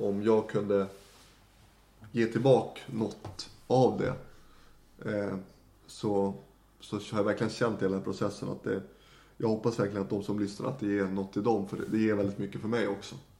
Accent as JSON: {"language": "Swedish", "region": "Norrland", "country": "Sweden", "also_born_or_lived": "Leksand", "moved": "as an adult", "lives_now": "Stockholm, Sweden", "said": "jag, hade ju aldrig sett mig själv att bo i Stockholm, norrlänning som man är"}